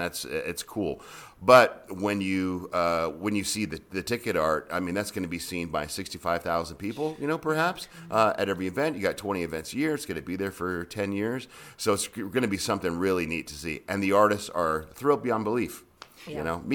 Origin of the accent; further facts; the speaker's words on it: California, United States; now in Las Vegas, United States; I went to UNLV. Discovered something called gambling, and I got sent back to California. and then I moved here permanently from California in 2003 to make this my full-time home.